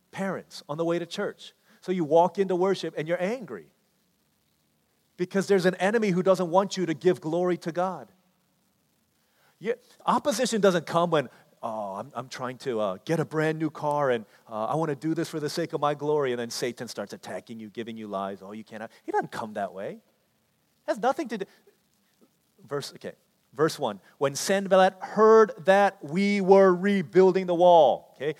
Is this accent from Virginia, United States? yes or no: yes; D.C., Virginia, United States; also born or lived in Washington, D.C.; growing up in Washington, D.C., in Virginia, in the shadow of D.C.